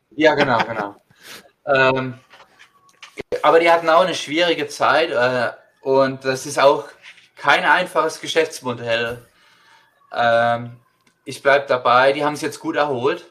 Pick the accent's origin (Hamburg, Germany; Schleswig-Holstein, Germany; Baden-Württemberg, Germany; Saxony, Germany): Baden-Württemberg, Germany; Mannheim; now in United States; ich bin in Mannheim aufgewachsen